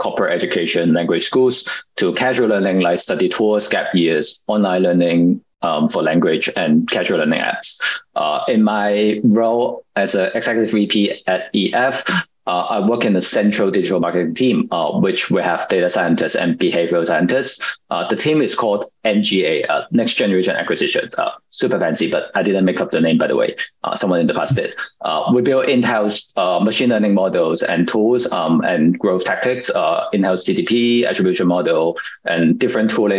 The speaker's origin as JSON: {"language": "English", "country": "Hong Kong", "tie": "born or raised there", "said": "I was born and raised in Hong Kong"}